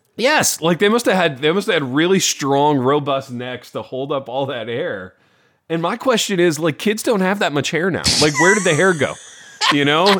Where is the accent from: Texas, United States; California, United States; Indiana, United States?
Indiana, United States; I grew up in Indiana. I grew up in a town a lot like Hawkins.